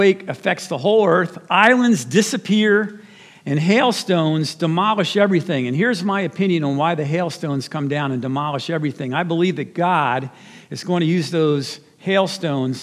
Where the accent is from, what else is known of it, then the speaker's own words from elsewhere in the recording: New Jersey, United States; my home state of New Jersey